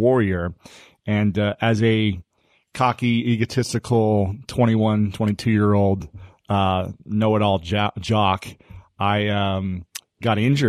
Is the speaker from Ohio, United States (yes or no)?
yes; Delaware, Ohio, United States; And I'm from Ohio. I'm from Delaware, Ohio.